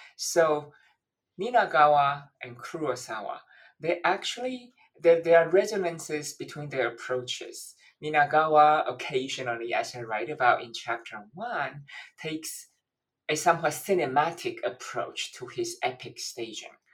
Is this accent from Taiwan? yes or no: yes; Taiwan; also born or lived in London, United Kingdom; now in Washington, D.C., United States; I'm originally from Taiwan